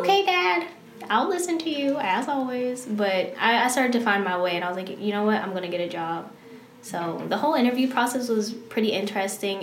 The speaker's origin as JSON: {"language": "English", "town": "Clinton", "region": "Maryland", "country": "United States", "tie": "born or raised there", "moved": "as an adult", "lives_now": "Arizona, United States", "said": "I'm from Clinton, Maryland, PG County"}